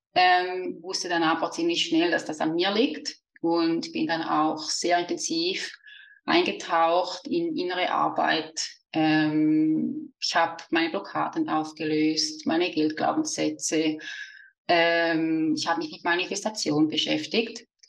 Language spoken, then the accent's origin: German; Switzerland; accent: Swiss; also born or lived in near the Rhine Falls; wie man vielleicht an meinem Dialekt hört, bin ich aus der Schweiz